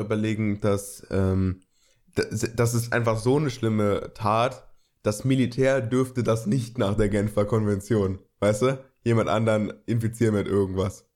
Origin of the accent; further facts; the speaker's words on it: Germany; bei uns in Deutschland